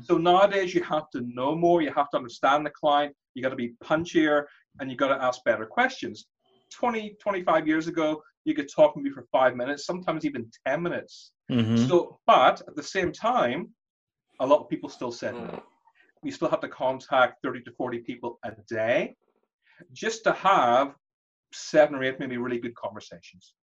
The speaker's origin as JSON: {"language": "English", "town": "Belfast", "region": "Northern Ireland", "country": "United Kingdom", "tie": "born or raised there", "also_born_or_lived": "London", "moved": "yes", "said": "My parents were Indian as well, but I grew up in Belfast"}